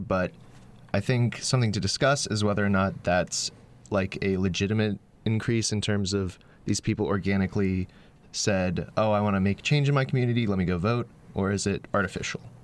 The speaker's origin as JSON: {"language": "English", "region": "North Carolina", "country": "United States", "moved": "as an adult", "said": "I'm from North Carolina"}